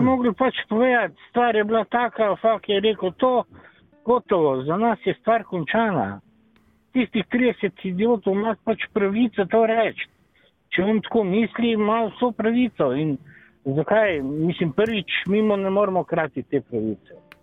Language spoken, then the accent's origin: Slovenian; Slovenia